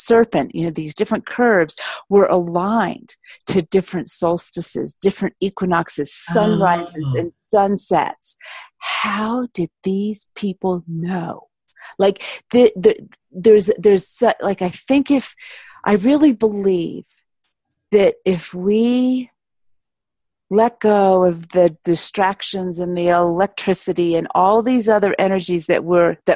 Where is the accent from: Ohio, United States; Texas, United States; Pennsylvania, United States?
Ohio, United States; Cincinnati; also born or lived in England; now in Colorado, United States; I grew up in Cincinnati, Ohio